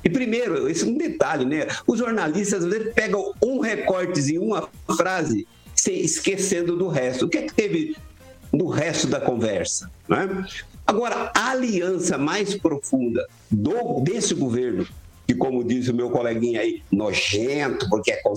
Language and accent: Portuguese; France; Portuguese is a second language; eu, eu, como francês, estou falando de União Soviética, né?